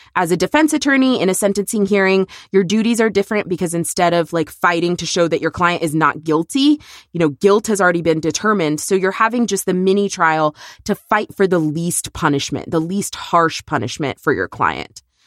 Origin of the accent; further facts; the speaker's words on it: Texas, United States; it is my home state